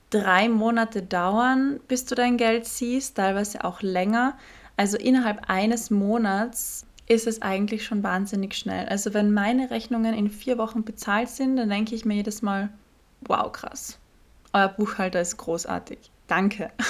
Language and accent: German; Austria; Ich hatte letztens ein Shooting, ich komme aus Österreich, das Shooting war in Deutschland